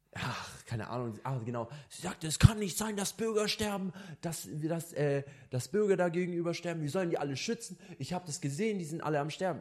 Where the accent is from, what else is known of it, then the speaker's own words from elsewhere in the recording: Germany; also born or lived in Lebanon (ancestry) / Italy (ancestry); ich bin hundert Prozent als Libanese, als Deutscher und Italiener, also meine Mischung